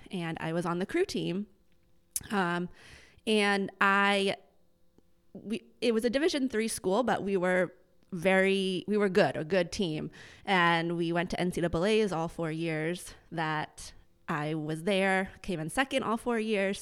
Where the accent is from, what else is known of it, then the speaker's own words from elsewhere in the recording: Lowell, Massachusetts, United States; I grew up in Lowell, went to Andover Public Schools